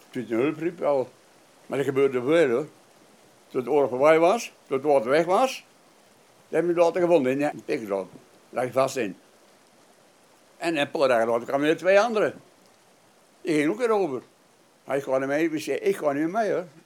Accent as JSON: {"language": "Dutch", "region": "Friesland", "country": "Netherlands", "also_born_or_lived": "Drenthe", "said": "En ik kwam uit Friesland en Drenthe vandaan."}